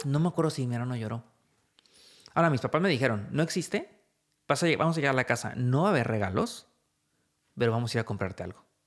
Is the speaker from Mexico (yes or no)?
yes; Mexico